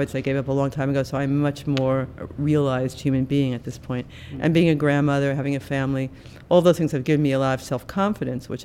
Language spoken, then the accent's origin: English; Long Island, New York, United States; I grew up on Long Island